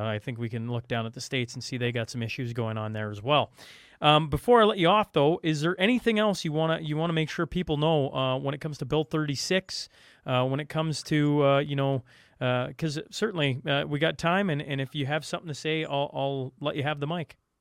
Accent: Alberta, Canada; I'm talking about my hometown. I'm talking about the two biggest cities in, in, uh, in Alberta

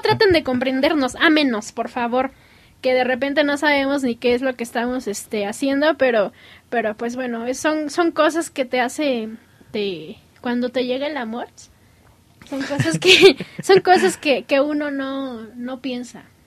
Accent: United States; yo soy americana

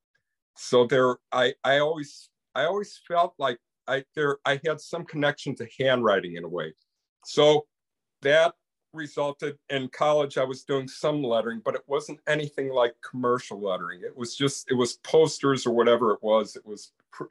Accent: Chicago, Illinois, United States; I grew up in the Chicago area

